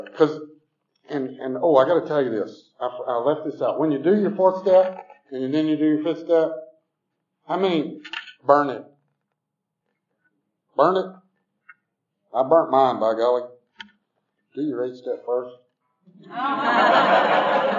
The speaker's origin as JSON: {"language": "English", "area": "Southwest DeKalb County", "region": "Georgia", "country": "United States", "tie": "born or raised there", "also_born_or_lived": "Tucker, Georgia", "said": "I grew up in Southwest DeKalb"}